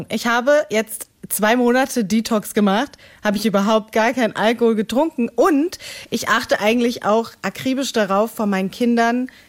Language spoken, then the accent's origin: German; Greece; Du, du weißt ja, ich als Griechin, wir, also Uso ist